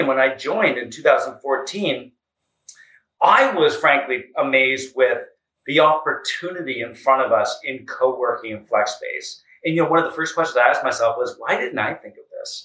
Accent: Canada; moved away as an adult; also born or lived in United States; the other half has been back in Canada, which I was born, raised, went to school, and started my career

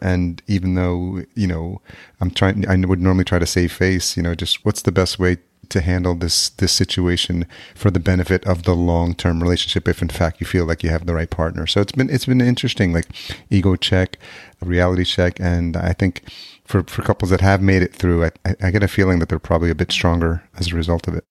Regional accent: outside New York City, United States; also born or lived in El Salvador; I grew up just outside New York City

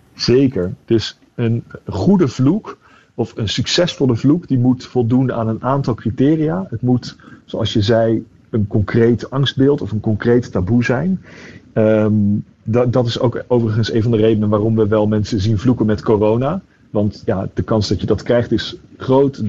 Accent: The Hague, South Holland, Netherlands; moved away as an adult; ik ben opgegroeid in Den Haag

